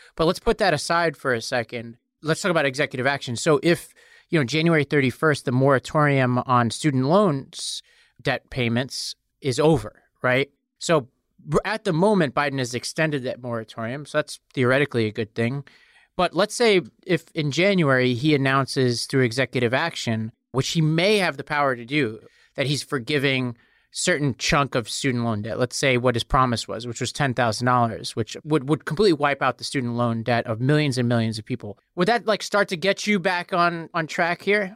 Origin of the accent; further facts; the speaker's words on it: New York City, New York, United States; I come from Staten Island, New York